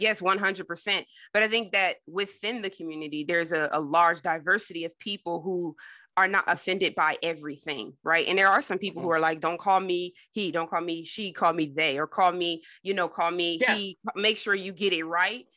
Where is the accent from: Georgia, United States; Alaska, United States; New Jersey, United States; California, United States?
New Jersey, United States; I grew up in Jersey